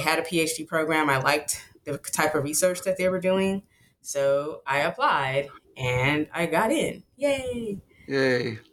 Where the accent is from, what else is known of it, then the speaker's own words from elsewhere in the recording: Silver Spring, Maryland, United States; I grew up on the East Coast. I'm from Silver Spring, Maryland, which is a suburb outside of DC